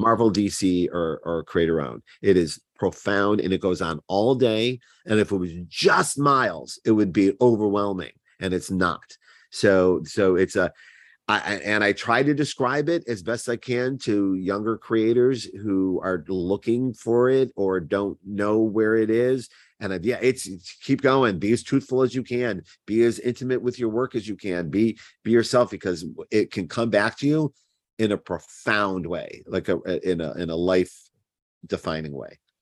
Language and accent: English; Cleveland, Ohio, United States; accent: Cleveland; my Cleveland accent